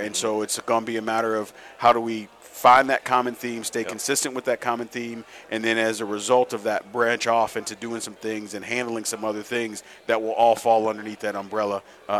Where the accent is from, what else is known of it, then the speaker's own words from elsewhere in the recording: St. Louis, Missouri, United States; To those teams outside of just, I'm from St. Louis, I'm a Cardinal fan